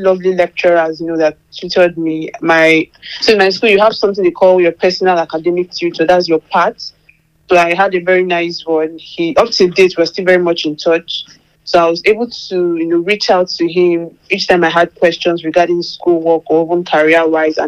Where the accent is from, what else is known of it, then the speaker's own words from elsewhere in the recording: Nigeria; moved away as an adult; now in United Kingdom; I'm Nigerian